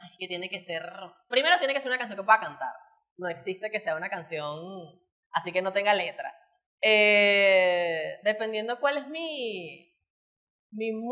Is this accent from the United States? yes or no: no; Margarita, Nueva Esparta, Venezuela; No, mira, yo era de Magallanes, pero es que yo soy de Margarita y ahora soy de Bravo, pues.